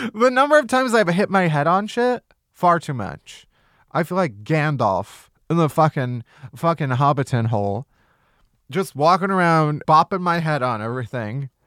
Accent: Midwest, United States; I'm also a Midwesterner

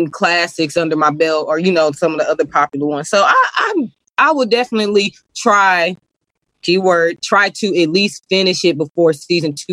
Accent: Cedar Hill, Texas, United States; where we grew up in Cedar Hill, it wasn't a lot of like like organizations

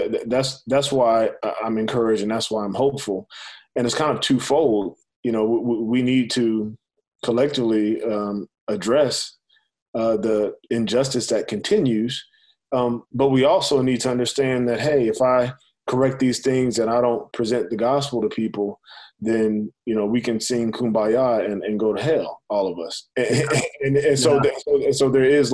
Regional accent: United States; I'm literally the first generation really in my family that was born a citizen of this country

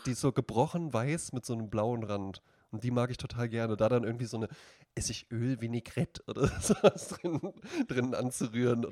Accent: Central Hesse, Germany; ich komme aus Mittelhessen

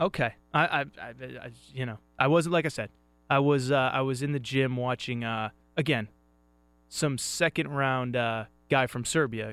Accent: Northeast, United States; I'm from the Northeast

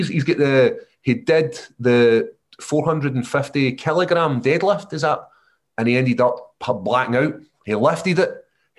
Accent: Scotland, United Kingdom; it's pretty positive being Scottish.

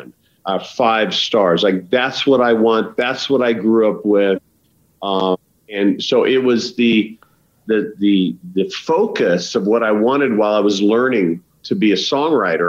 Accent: Idaho, United States; also born or lived in Los Angeles; now in Wyoming, United States; I'm literally 2 hours from where I grew up in Idaho

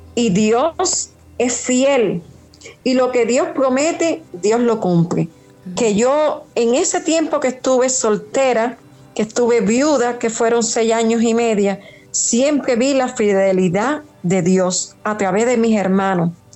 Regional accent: Trinidad, Sancti Spíritus, Cuba; now in Havana, Cuba; Soy de Trinidad, pero estoy viviendo aquí en La Habana

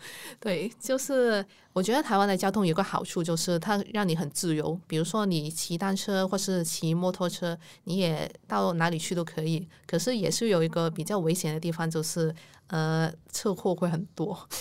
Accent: Hong Kong; first language Cantonese; Chinese is a second language; moved away as an adult; now in Kaohsiung, Taiwan; 我是一个香港人，然后我住在高雄已经三年多了，现在就在高雄工作

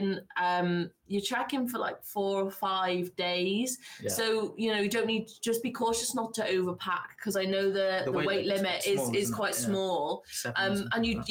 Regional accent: Mid Wales, United Kingdom; moved away; I came from nearer North Wales, Mid Wales

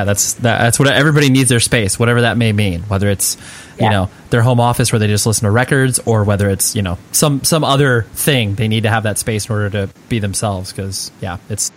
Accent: Las Vegas, Nevada, United States; born there; Well, I was born in Vegas, but then moved out to like Orange County essentially when I was like 7 or 8.

